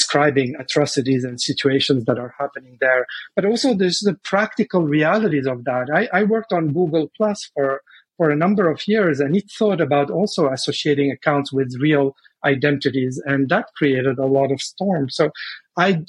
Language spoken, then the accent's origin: English; Lebanon; moved away; I'm originally from Lebanon.